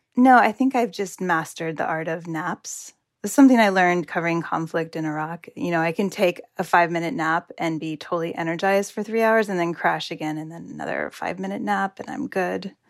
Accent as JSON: {"language": "English", "country": "United States", "said": "I am from the United States."}